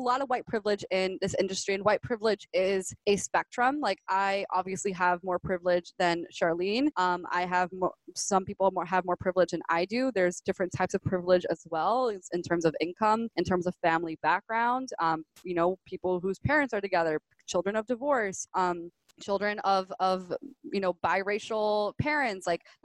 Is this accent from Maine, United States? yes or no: no; Miami, Florida, United States; also born or lived in Gainesville; I was born and raised in Miami.